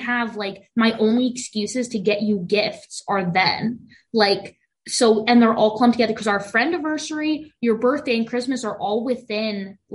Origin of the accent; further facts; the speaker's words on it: United States; we are very white, very American for many generations